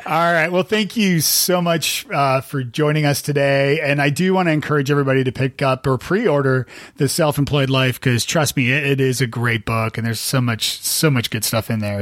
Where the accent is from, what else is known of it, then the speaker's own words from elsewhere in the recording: Canada; moved away as an adult; now in United States; I'm Canadian and I live in the States